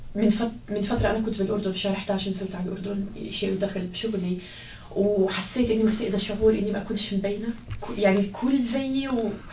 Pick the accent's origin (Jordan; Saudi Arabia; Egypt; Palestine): Palestine; Gaza, Gaza Strip; moved away as an adult; now in United States; أنا لإني من غزة من فلسطين